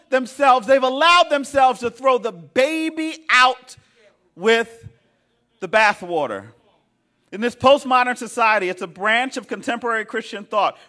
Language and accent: English; Philadelphia, Pennsylvania, United States; I'm a Philadelphian, right? I'm from West Philly